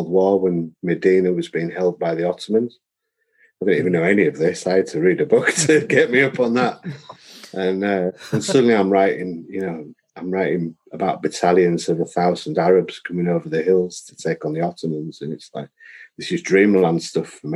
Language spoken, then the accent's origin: English; Beeston, United Kingdom; growing up in Beeston